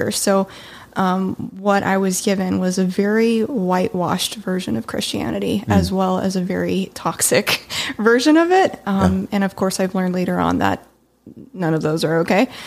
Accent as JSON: {"language": "English", "country": "Japan", "lives_now": "Las Vegas, United States", "said": "I'm originally from Japan, um, and then recently moved to Vegas, and then there's been a billion moves in between there."}